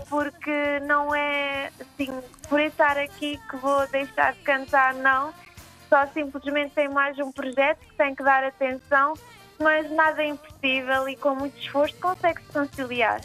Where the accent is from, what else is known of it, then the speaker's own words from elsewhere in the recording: São Jorge, Santo Antão, Cape Verde; moved away as an adult; resolvi vir para São Jorge fazer ah, isto aqui porque é a minha terra, é a minha ilha